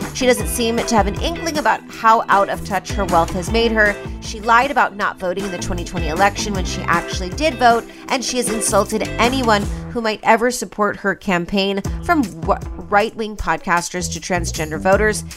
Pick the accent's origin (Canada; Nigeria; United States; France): United States; Las Vegas, Nevada; i come from Vegas